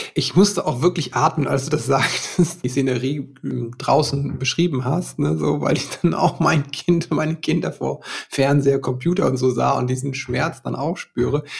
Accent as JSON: {"language": "German", "region": "West Germany", "country": "Germany", "tie": "born or raised there", "said": "ich bin ja auch in Westdeutschland hier groß geworden"}